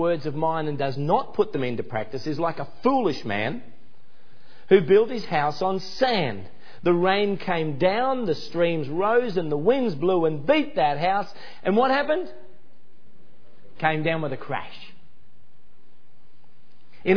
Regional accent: Ipswich, Queensland, Australia; my hometown in Ipswich in Queensland

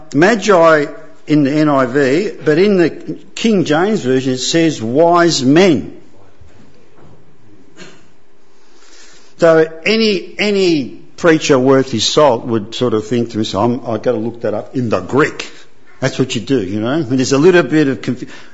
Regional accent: Italy; I'm from Italy, so you have to be a Roman Catholic.

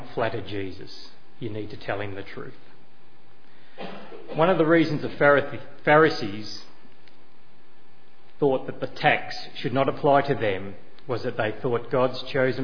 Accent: Australia; as a citizen of Australia, I can hold an Australian passport. I can call myself an Australian

